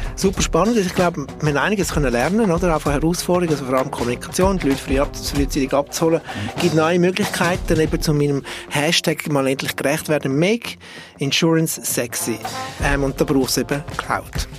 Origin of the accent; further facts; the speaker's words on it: Switzerland; als Schweizer Bünzli